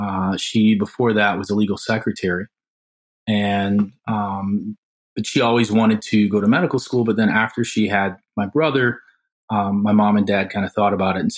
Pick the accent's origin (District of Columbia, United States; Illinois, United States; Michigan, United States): Michigan, United States; South Haven; I grew up in South Haven, Michigan, which is a rural community